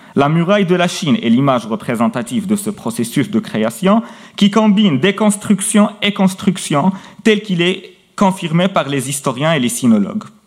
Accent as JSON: {"language": "French", "town": "Meknes", "region": "Fès-Meknès", "country": "Morocco", "tie": "born or raised there", "said": "Au Maroc, et plus précisément à Meknes, ma ville natale"}